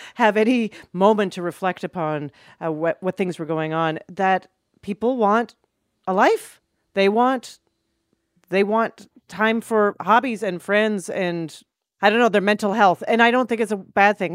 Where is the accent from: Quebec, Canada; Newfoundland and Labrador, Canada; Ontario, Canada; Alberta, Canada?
Alberta, Canada; Calgary; Jewish Israeli family and growing up in Calgary